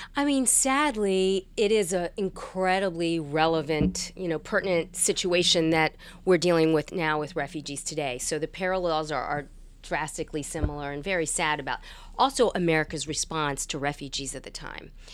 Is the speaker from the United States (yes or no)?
yes; Hampton Roads, Virginia, United States; born or raised there; moved away as an adult; now in Washington, D.C., United States